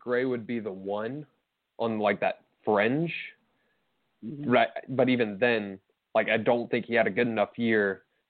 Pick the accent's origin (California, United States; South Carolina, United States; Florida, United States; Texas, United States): Texas, United States; as a Texan